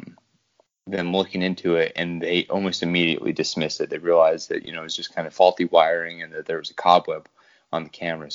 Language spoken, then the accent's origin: English; Idaho, United States; I'm from the Idaho region, or state, as most people like to call it